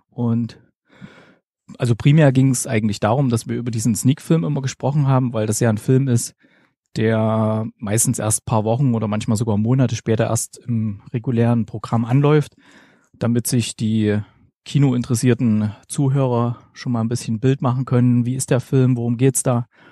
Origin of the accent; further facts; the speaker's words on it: Gera, Thuringia, Germany; moved away as an adult; now in Stuttgart, Germany; ganz ursprünglich komme ich aus Gera im schönen Thüringen und mich hat 2009 hier ins Ländle verschlagen